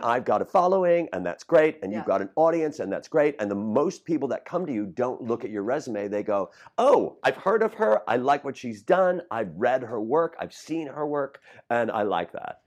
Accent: Chicago, Illinois, United States; I'm from Rogers Park

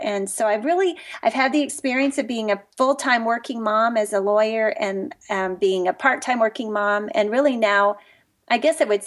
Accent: Texas, United States; moved away as an adult; also born or lived in Dallas, Texas; now in Charlotte, United States; we live in Charlotte, North Carolina now, but we moved here from Dallas, Texas, and I'm a Texas native

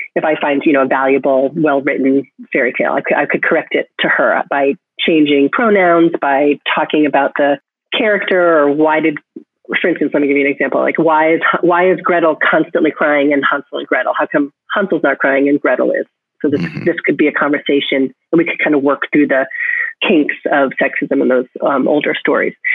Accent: Connecticut, United States; now in Cambridge, United States; my hometown in Connecticut

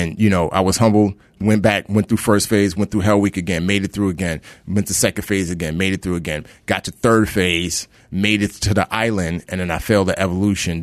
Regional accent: New York, United States; also born or lived in Nigeria; growing up in the Bronx

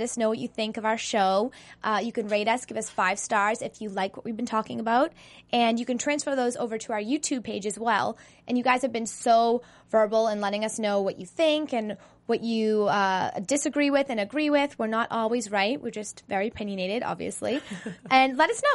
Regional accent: Boston, Massachusetts, United States; moved away; I'm from Boston

